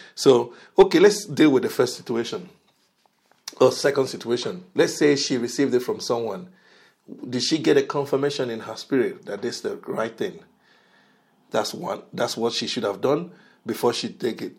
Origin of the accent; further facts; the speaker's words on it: Nigeria; moved away; I'm originally from Nigeria